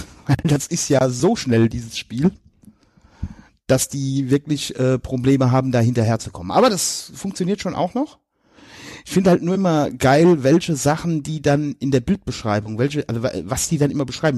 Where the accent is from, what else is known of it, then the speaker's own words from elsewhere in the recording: near Limburg, Hesse, Germany; also born or lived in Westerwald; ich komme ja da aus der Nähe von Limburg, da ist ja Hockey ganz groß